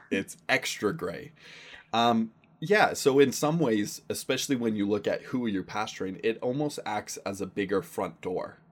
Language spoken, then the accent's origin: English; Surrey, British Columbia, Canada; I grew up in Surrey, B C.